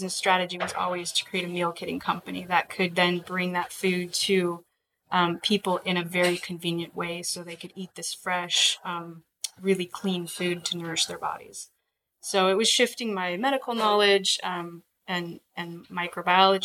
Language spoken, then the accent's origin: English; Alaska, United States; I was born and raised in Alaska.